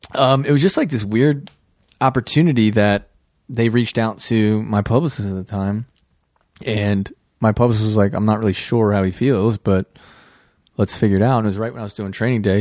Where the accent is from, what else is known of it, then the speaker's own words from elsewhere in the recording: Midwest, United States; moved away as an adult; also born or lived in New York City; We're all from the Midwest